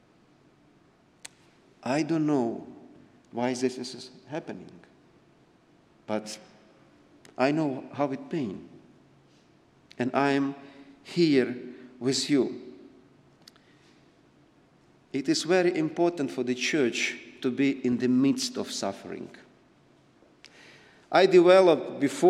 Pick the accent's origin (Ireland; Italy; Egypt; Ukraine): Ukraine; Bucha, Kyiv Oblast; English is a second language; we are from Bucha, in the city that cruel atrocity happened.